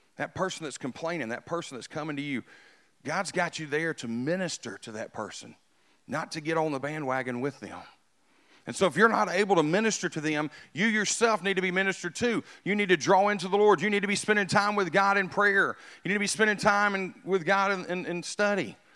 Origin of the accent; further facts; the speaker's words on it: United States; I was born in America. I, I'm super, super pumped that I got to grow up in America.